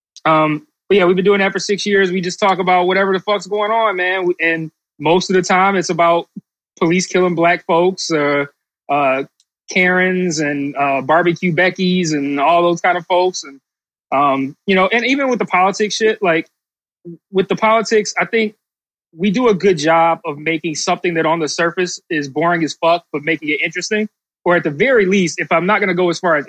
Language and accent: English; Detroit, Michigan, United States; also born or lived in Bakersfield, California; I'm from Detroit. I've lived here for most of my life, 30 of my 38 years. I've lived in Detroit.